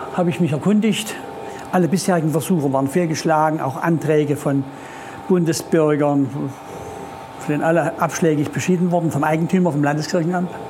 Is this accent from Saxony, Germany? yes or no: yes; Erzgebirge, Saxony, Germany; ich komme aus dem Erzgebirge